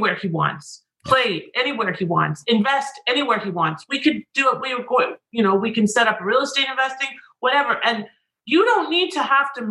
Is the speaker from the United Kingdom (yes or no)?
no; Canada; now in United States; I'm Canadian